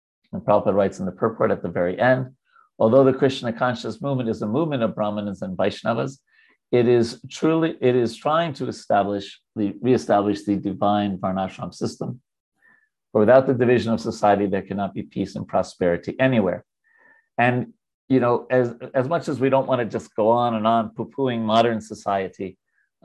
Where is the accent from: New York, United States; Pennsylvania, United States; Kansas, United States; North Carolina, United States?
New York, United States; I'm a Jew from New York